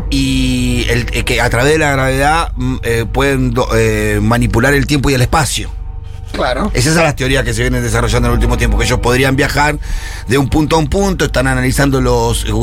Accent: Capilla del Monte, Córdoba, Argentina; Bueno, soy de Capilla del Monte. Uh, viví toda mi vida al pie del Uritorco

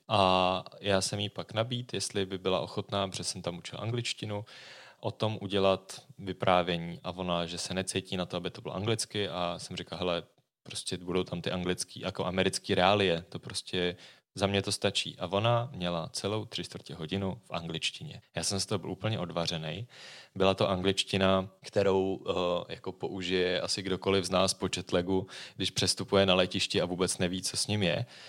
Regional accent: Prague, Czechia; skutečně ano, jsem z Prahy

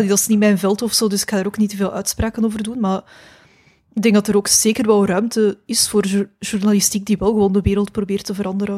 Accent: Mechelen, Flanders, Belgium; also born or lived in Jette; ik ben in Mechelen eh, opgegroeid

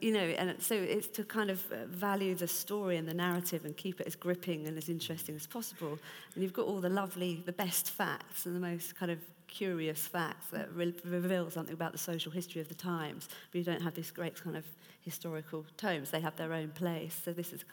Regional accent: United Kingdom; being British

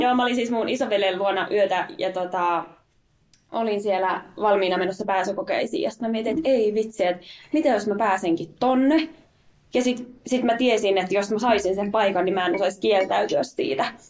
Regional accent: Riihimäki, Kanta-Häme, Finland; moved away as an adult; Olen siellä rakkaan kotikaupunkini niin myös valtuutettu

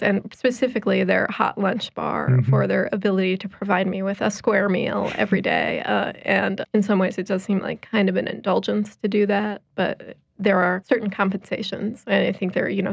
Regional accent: Chicago, Illinois, United States; moved away; I am originally from Chicago

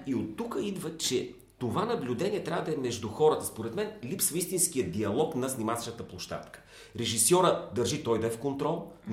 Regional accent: Bulgaria; Аз като българин

